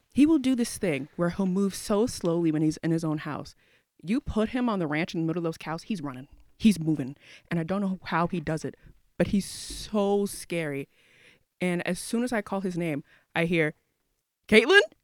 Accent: Houston, Texas, United States; I'm from Houston, Texas

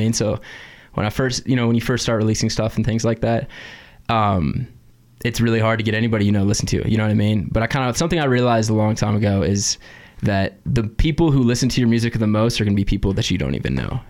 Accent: California, United States; moved away; I'm from California originally

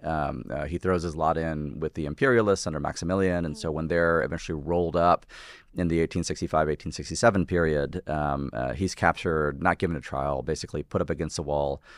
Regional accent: the American South, United States; first language English; as a Southerner

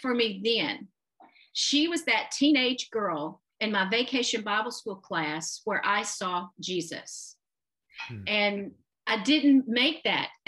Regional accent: Anderson, Alabama, United States; moved away as an adult; also born or lived in Huntsville, Alabama / Memphis, Tennessee; a junior high school in my hometown of Anderson, Alabama

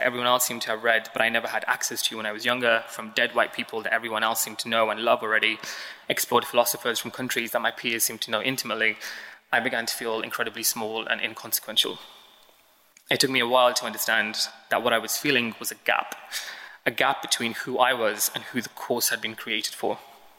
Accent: Birmingham, West Midlands, United Kingdom; moved away as an adult; now in London, United Kingdom; As a child growing up in Alum Rock, which is about 10 minutes east of the city centre in Birmingham

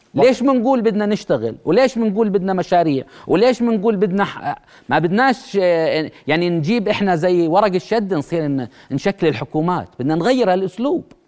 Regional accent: Jordan; احنا اليوم كاردنيين

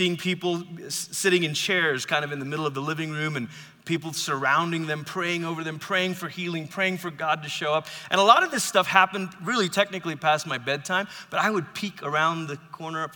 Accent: Malaysia; now in United States; I grew up in Malaysia. I've lived in America now for 23 years

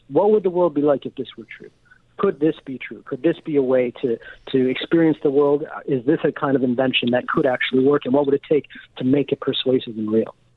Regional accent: United States; I'm an American

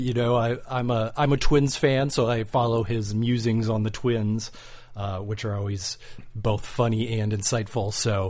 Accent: White Bear Lake, Minnesota, United States; moved away as an adult; now in Los Angeles, United States; I grew up in White Bear Lake, Minnesota until I moved out here to Los Angeles in 1993.

